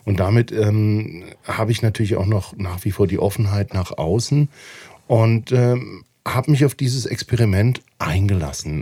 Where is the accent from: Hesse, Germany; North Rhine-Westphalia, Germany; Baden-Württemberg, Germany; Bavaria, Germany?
Baden-Württemberg, Germany; Mannheim; moved away as an adult; now in Valais, Switzerland; ich komme ja aus einer Arbeiterstadt Mannheim